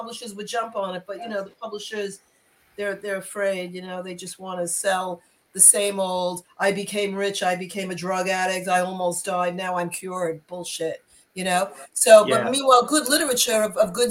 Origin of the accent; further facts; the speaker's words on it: New York, United States; I'm from New York